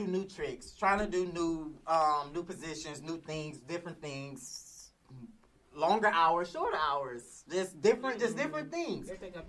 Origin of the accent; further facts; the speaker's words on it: Slidell, Louisiana, United States; also born or lived in New Orleans; I come from a family of cooks. I come from a family of chefs. I'm from Slidell, Louisiana, from New Orleans.